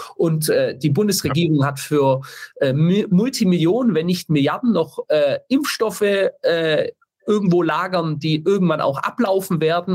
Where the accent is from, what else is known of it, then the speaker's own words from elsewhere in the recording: Stuttgart, Baden-Württemberg, Germany; ich komme ja aus Stuttgart